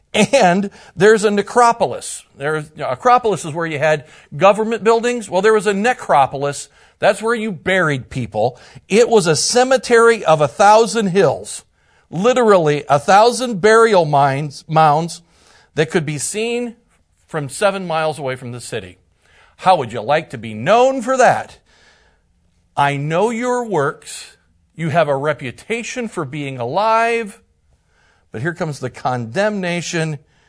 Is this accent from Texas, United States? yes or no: no; Indiana, United States; from Northern Indiana, one of the pastors, and it is just a joy to be here with you.